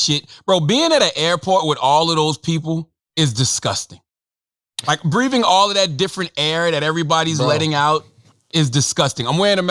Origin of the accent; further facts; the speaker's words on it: South Carolina, United States; Oh, 100%. I'm from South Carolina.